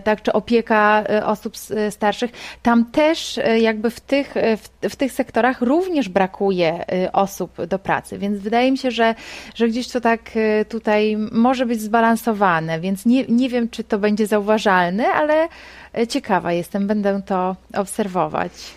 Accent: Poland; jesteśmy stąd, jesteśmy z Polski

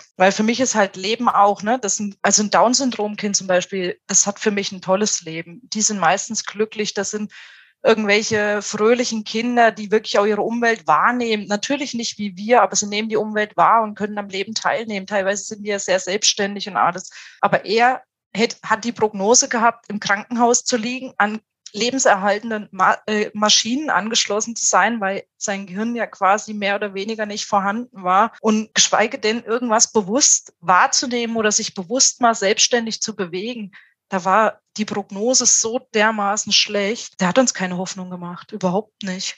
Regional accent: Thuringia, Germany; now in Tübingen, Germany; wir sind beide aus Thüringen

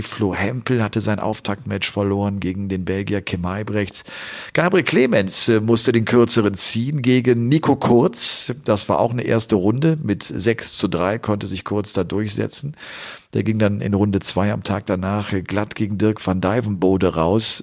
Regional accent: Cologne area, North Rhine-Westphalia, Germany; ich komme ja aus der Kölner Gegend

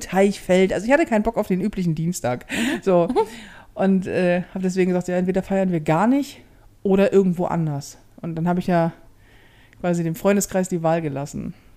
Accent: Hamburg, Germany; ich bin ja in Hamburg groß geworden. Mhm. So. Und ja, durch und durch Hamburgerin

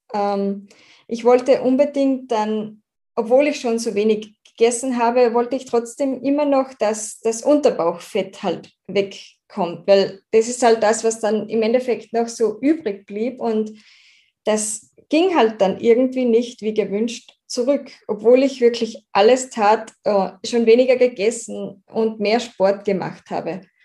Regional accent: Austria; da ich aus Österreich komme, kann es sein, dass ich manchmal nicht ganz Hochdeutsch, hochdeutsche Wörter von mir bringe

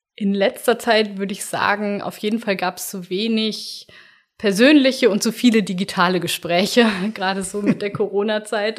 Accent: near Bielefeld, North Rhine-Westphalia, Germany; in der Nähe von Bielefeld, wo ich herkomme

